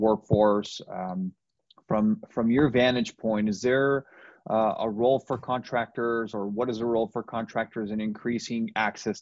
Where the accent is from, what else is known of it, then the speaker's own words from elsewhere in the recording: Nogales, Arizona, United States; I'm from Nogales